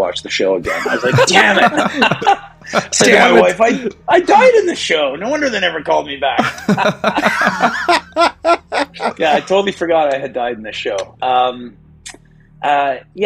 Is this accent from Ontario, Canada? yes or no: yes; Toronto, Ontario, Canada; moved away as an adult; also born or lived in Montreal / Chicago / Los Angeles; I grew up in Toronto